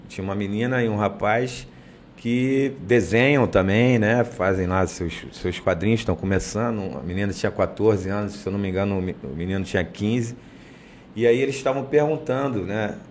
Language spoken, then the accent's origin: Portuguese; Duque de Caxias, Rio de Janeiro, Brazil; moved away as an adult; also born or lived in Ilha do Governador, Rio de Janeiro; eu sou da Baixada, eu sou de Caxias, sou de Duque de Caxias.